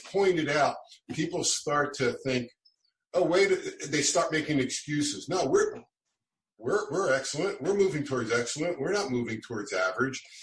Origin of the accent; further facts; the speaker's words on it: Philadelphia, Pennsylvania, United States; moved away; also born or lived in Poway, California; where I grew up in South Philadelphia